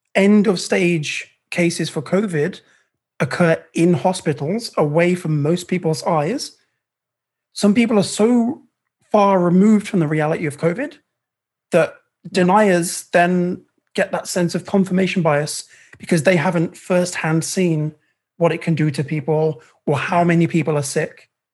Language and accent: English; United Kingdom; I'm British